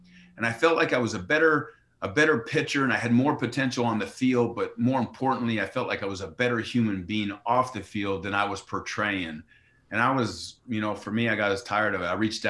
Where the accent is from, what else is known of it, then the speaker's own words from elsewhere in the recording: New York, United States; after growing up in Yankee Stadium, and it's like, you know, being around my father's environment and being inspired to want to follow in his footsteps